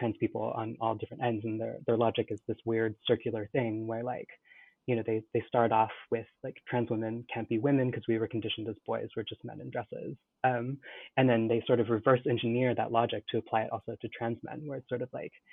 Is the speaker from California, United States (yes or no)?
yes; California, United States; so I grew up in California in the 90s into the aughts